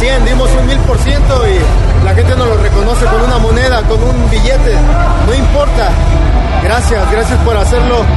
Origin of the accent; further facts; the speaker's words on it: Mexico; los dos somos mexicanos